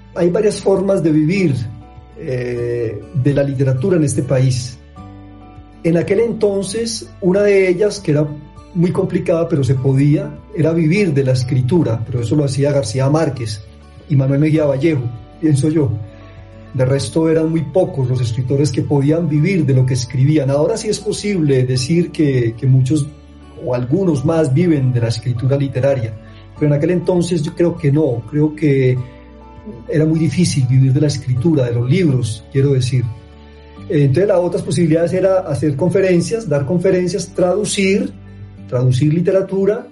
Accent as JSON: {"language": "Spanish", "town": "Barrancabermeja", "region": "Santander", "country": "Colombia", "tie": "born or raised there", "also_born_or_lived": "Medellín", "said": "nací en Barranca Bermeja, eh, repito, en medio de una familia antioqueña"}